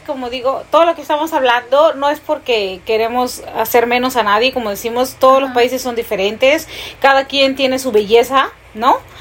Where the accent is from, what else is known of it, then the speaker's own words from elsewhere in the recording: Peru; moved away as an adult; now in United States; uno de niño ahí en Perú